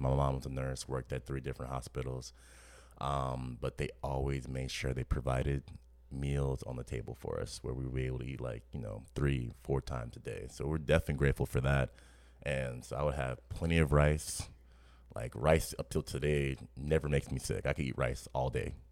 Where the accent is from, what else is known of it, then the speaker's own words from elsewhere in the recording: New Orleans, Louisiana, United States; growing up in New Orleans